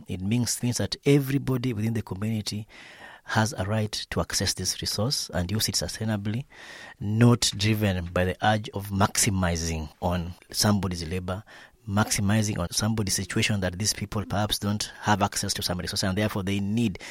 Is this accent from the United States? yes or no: no; Western Kenya, Migori County, Kenya; I'm a small scale farmer from Western Kenya, that is, uh, in Migori County, Southwest Kenya